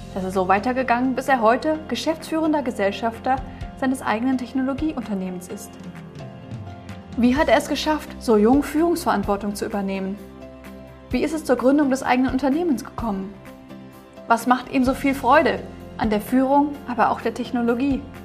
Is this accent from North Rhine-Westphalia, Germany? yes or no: yes; Remscheid, North Rhine-Westphalia, Germany; meiner Heimatstadt Remscheid